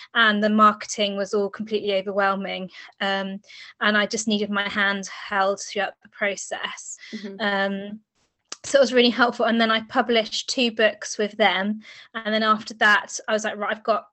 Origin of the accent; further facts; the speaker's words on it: England, United Kingdom; I'm from England